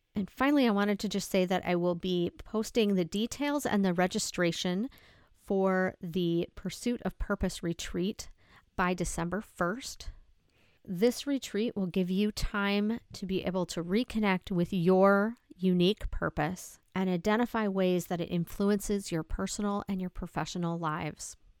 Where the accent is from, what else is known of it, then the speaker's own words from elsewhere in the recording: South Dakota, United States; I'm from South Dakota